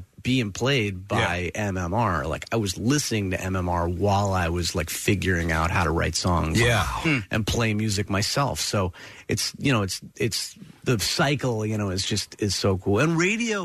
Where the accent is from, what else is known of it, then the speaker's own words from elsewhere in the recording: Princeton, New Jersey, United States; I grew up in Princeton